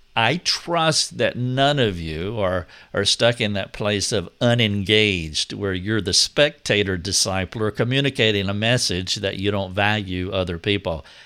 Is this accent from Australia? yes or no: no; United States; we all are Americans